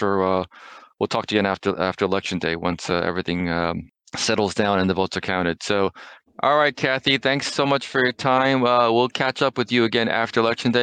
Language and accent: English; New Jersey, United States; my home state of New Jersey